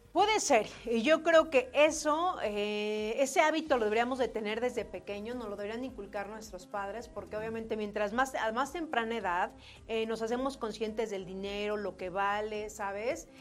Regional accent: Mexico; como mexicano

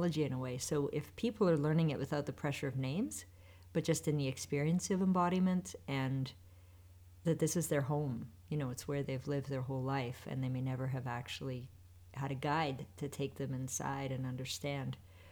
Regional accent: Western Canada, Canada; I grew up in Western Canada in the Canadian Rockies.

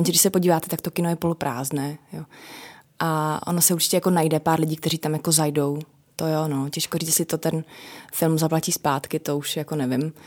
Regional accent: Moravia, Czechia; pocházím z Moravy

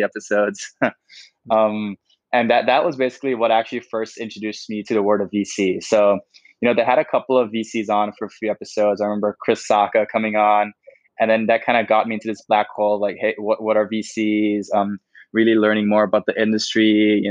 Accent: Bangkok, Thailand; also born or lived in Berkeley, United States; I grew up in Thailand, in Bangkok, lived here my whole life

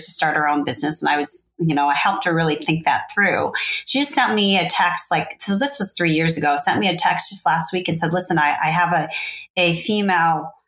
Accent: Fresno, California, United States; also born or lived in Saigon, Vietnam / Los Angeles; at that time I lived in LA, but I come from Fresno

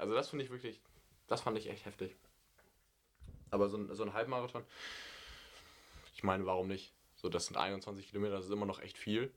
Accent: Germany; als Deutscher

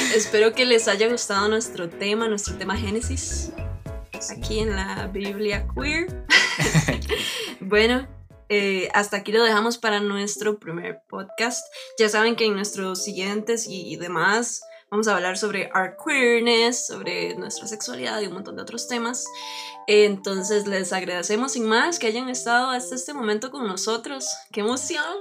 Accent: Turrialba, Cartago, Costa Rica; yo nací, bueno, en Turrialba, Costa Rica, pero siempre viví en un lugar muy, muy rural. Yo soy de, originaria ahí de 3X

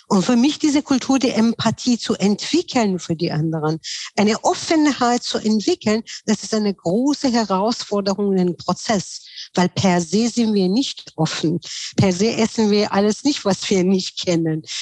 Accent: Tehran, Tehran Province, Iran; Ich bin ja in Teheran aufgewachsen, weil ich war, meine Familie waren muslimisch Hintergründen, aber auf der Straße, wo ich gewohnt habe, die waren sehr viel Bahais Kinder

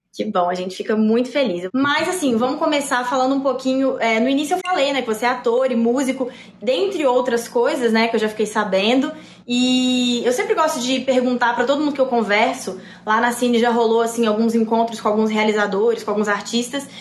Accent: Belo Horizonte, Minas Gerais, Brazil; now in São Paulo, Brazil; eu também sou de BH

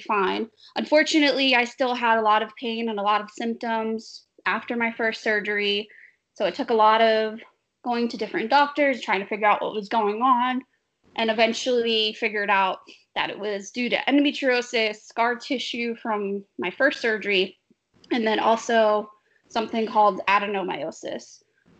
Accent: Boston, Massachusetts, United States; I'm from Boston

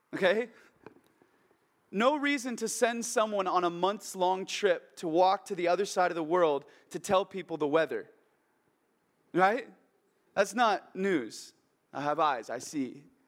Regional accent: Oregon, United States; my hometown in Oregon, where I grew up

